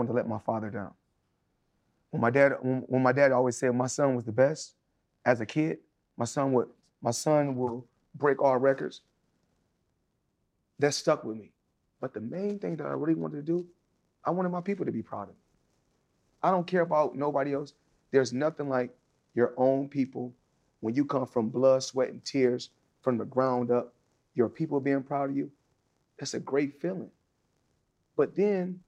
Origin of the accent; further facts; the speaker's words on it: United States; I'm a Black American.